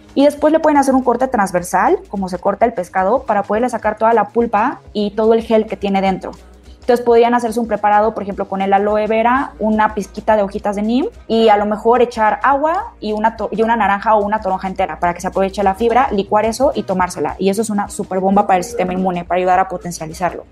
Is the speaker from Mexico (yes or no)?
yes; Mexico; todos nosotros como mexicanos